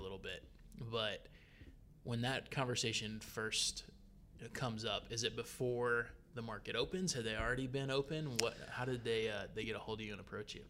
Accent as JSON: {"language": "English", "area": "Gwinnett County", "region": "Georgia", "country": "United States", "tie": "born or raised there", "said": "I grew up in Gwinnett County"}